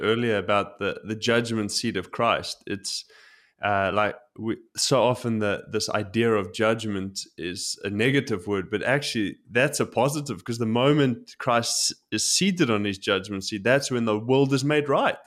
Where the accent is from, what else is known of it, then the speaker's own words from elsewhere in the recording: South Africa; now in Tokyo, Japan; growing up in South Africa